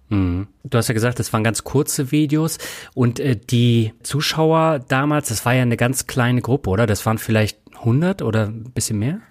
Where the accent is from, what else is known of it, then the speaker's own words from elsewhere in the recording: Reutlingen, Baden-Württemberg, Germany; moved away; meine alte Heimat Reutlingen